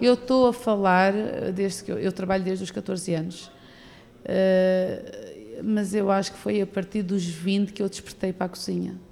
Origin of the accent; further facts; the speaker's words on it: Tavira, Algarve, Portugal; nasci em Tavira, em Tavira. fui criada desde os 5 anos que estou em Cabanas de Tavira